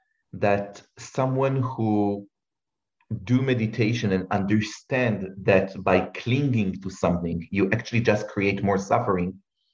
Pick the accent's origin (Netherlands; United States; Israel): Israel; I'm thinking about myself as an Israeli who needed to go to serve in the military, serve in combat for years.